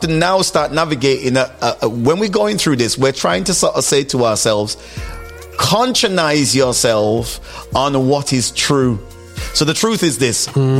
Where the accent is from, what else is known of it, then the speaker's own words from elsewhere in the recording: Stoke-on-Trent, West Midlands, United Kingdom; I grew up in Stoke